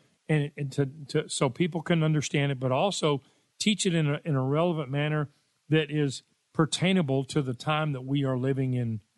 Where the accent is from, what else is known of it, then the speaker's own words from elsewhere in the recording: Richardson, Texas, United States; I grew up in Richardson, Texas.